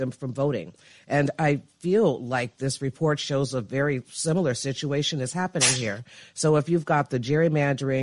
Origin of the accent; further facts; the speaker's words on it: Chicago, Illinois, United States; I'm from Chicago